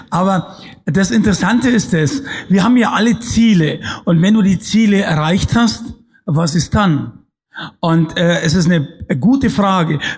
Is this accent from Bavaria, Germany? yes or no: yes; Fürstenfeldbruck, Bavaria, Germany; born there; Ich bin geboren in Fürstenfeldbruck bei München.